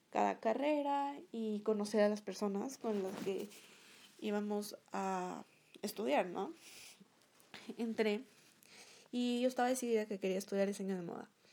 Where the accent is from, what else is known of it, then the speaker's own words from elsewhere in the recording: Ecuador; Soy una youtuber de Ecuador.